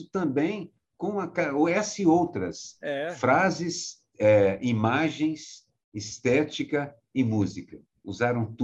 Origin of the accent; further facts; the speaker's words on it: Minas Gerais, Brazil; como eu sou mineiro, eu posso dizer